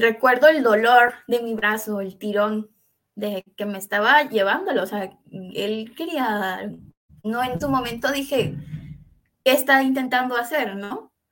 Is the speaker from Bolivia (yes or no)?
no; Veracruz, Mexico; now in Jalisco, Mexico; yo soy originaria de Veracruz. Ahorita estoy en Jalisco, en México